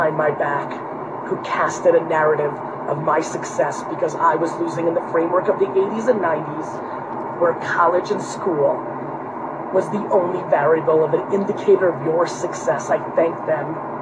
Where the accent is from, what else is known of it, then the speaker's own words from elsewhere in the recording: Edison, New Jersey, United States; English is a second language; also born or lived in Queens, New York / Dover, New Jersey; I lived in Dover for a year and a half before I got to Edison, New Jersey.